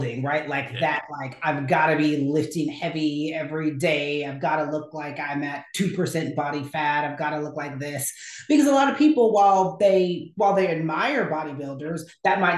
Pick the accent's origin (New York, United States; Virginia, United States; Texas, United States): Texas, United States; Houston; also born or lived in Lubbock, Texas; now in Dallas, United States; I'm from Houston originally